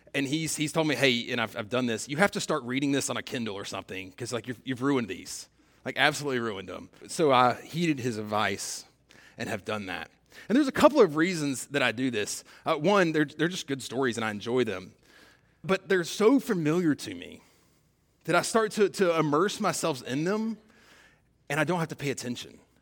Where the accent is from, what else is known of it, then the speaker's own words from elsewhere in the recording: South Georgia, United States; I'm from South Georgia